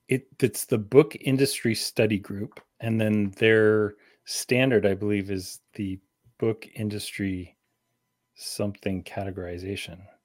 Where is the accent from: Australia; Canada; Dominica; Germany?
Canada; also born or lived in London, Ontario; as Canadian as they get